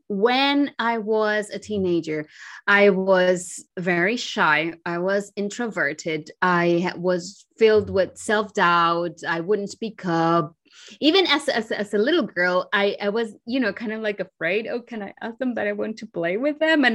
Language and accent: English; Santo Domingo, Dominican Republic; moved away; I am originally from the Dominican Republic. I grew up and was born in Santo Domingo